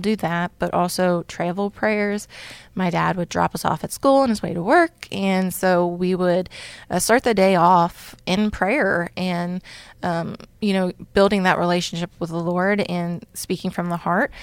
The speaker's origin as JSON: {"language": "English", "area": "Campbell County", "region": "northern Kentucky", "country": "United States", "moved": "yes", "said": "I'm from northern Kentucky, Campbell County, right by, actually, Cincinnati."}